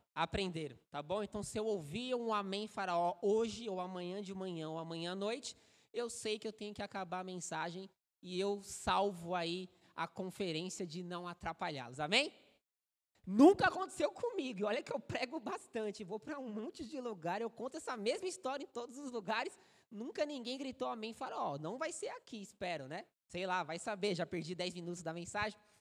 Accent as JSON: {"language": "Portuguese", "region": "São Paulo", "country": "Brazil", "said": "Sou paulistano, Nasci em São Paulo"}